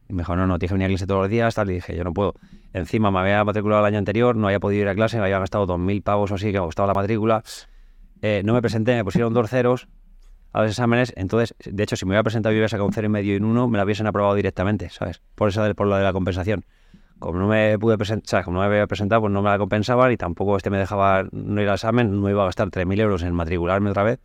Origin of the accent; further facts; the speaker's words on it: Community of Madrid, Spain; also born or lived in Seville; soy madrileño, pero también tengo todavía más arraigo que a Madrid lo tengo, evidentemente, pero a la juez más todavía.